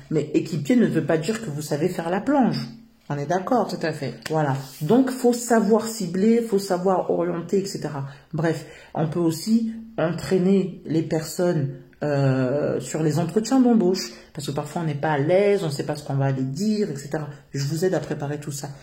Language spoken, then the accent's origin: French; Yvelines and Val-d'Oise, Île-de-France, France; Je suis africaine d'origine congolaise. Et je suis née en France. Euh, j'ai toujours vécu euh, dans les territoires. Euh, Yveline et valdoise